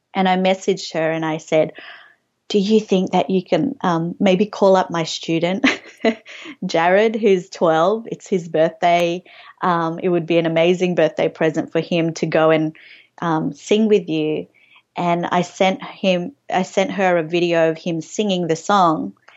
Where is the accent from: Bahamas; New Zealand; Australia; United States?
Australia; growing up on Australian T V